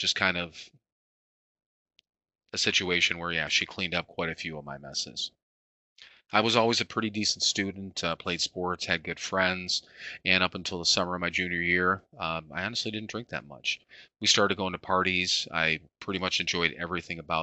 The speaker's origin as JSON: {"language": "English", "town": "Parma", "region": "Ohio", "country": "United States", "tie": "born or raised there", "said": "I was born in Parma, Ohio"}